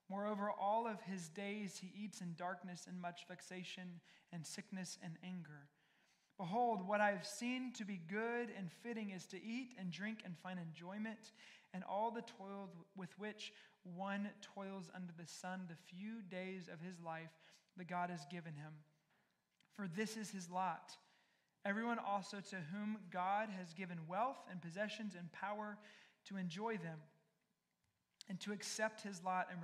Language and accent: English; the South, United States; I'm married to one from the North, I'm from the South